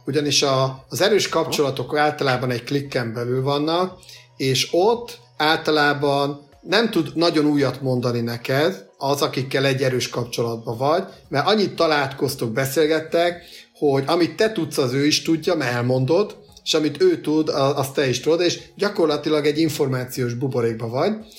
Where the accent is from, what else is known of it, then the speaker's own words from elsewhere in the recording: Hungary; mi magyarok